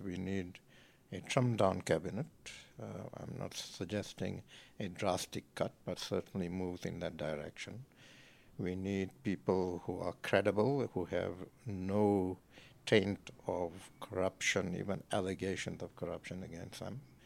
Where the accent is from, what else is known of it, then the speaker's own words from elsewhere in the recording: Johannesburg, Gauteng, South Africa; born and bred Joburg.